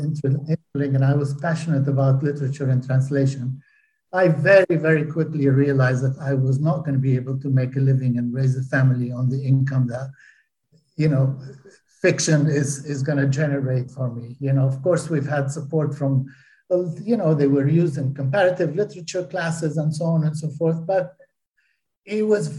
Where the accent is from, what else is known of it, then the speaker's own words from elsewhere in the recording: Palestine; I got really tired of having to explain to people that I come from Palestine, not Pakistan.